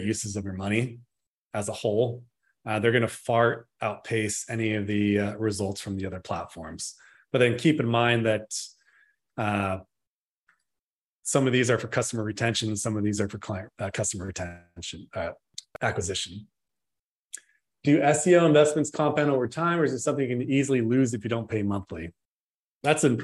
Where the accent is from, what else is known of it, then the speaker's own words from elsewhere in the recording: Northern California, United States; I'm from Northern California